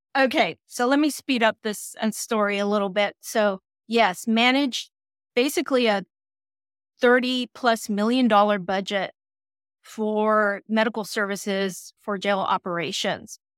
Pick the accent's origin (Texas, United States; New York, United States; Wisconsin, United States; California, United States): California, United States; Los Angeles; growing up in East Los Angeles